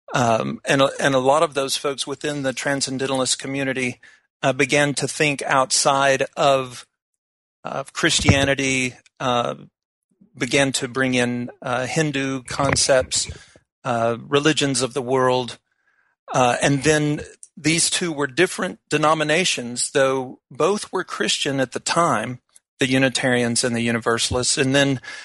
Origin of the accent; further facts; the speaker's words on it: Fort Worth, Texas, United States; moved away; now that I've moved from um, my hometown of Fort Worth